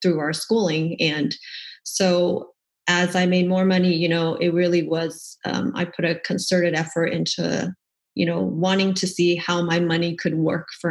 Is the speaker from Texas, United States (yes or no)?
yes; Dallas, Texas, United States; moved away as an adult; also born or lived in Portland, Oregon; I'm from the Dallas area here in Texas